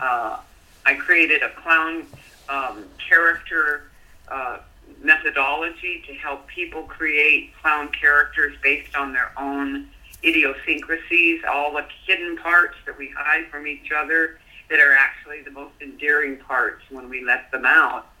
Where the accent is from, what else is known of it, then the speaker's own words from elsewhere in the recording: Colorado, United States; I grew up in Colorado